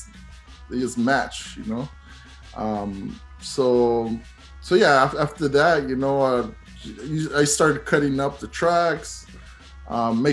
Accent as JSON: {"language": "English", "town": "San Jose", "region": "California", "country": "United States", "said": "I'm from San Jose, I'm from California. Lowrider Oldies was something that I grew up listening"}